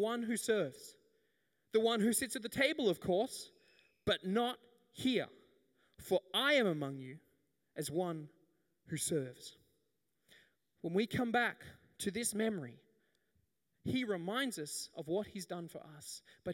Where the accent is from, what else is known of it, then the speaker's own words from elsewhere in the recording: the Whitsundays, Queensland, Australia; I grew up in the Whitsundays